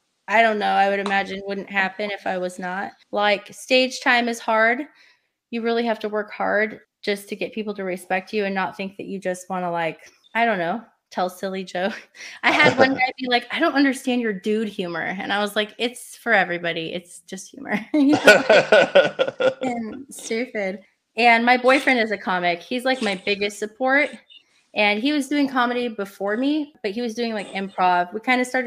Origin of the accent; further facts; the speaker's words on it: Portland, United States; I'm not from this area, you know, I'm from Portland area